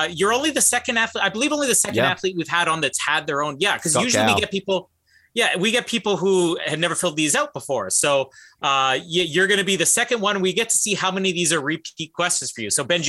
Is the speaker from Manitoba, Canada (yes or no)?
yes; Winnipeg, Manitoba, Canada; But I'm from Winnipeg